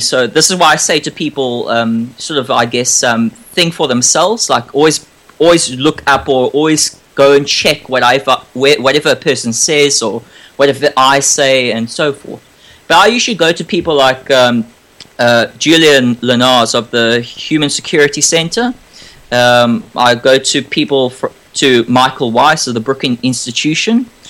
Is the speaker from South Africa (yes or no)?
yes; South Africa; now in Australia; I was born in South Africa